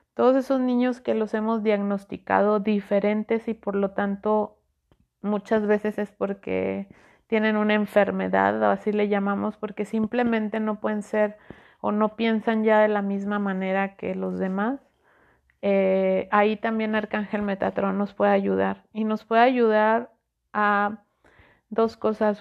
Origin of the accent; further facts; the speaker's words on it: Mexico; yo soy mexicana, yo estoy en México, en, en Monterrey